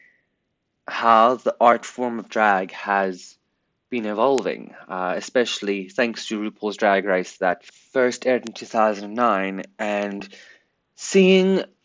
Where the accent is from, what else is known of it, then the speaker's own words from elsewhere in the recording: Pretoria, Gauteng, South Africa; I was born in Pretoria, South Africa on the 24th of December, 1999.